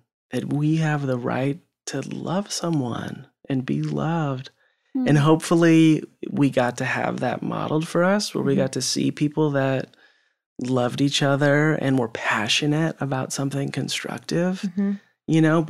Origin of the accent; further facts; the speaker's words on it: West Coast, United States; that was great, you know, growing up in West Coast and that sort of culture.